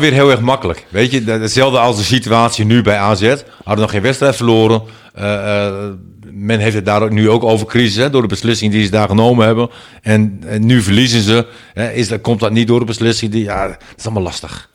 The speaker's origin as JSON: {"language": "Dutch", "country": "Netherlands", "said": "wij als Nederlanders"}